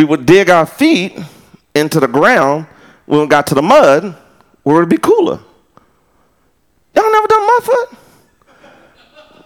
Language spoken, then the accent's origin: English; West Texas, United States; now in Round Rock, United States; I'm from West Texas where it don't rain that mud